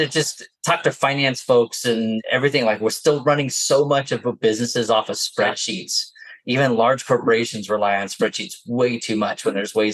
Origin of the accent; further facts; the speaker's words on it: New Jersey, United States; accent: Jersey; now in Utah, United States; It's a good thing my Jersey accent has stayed hidden this whole time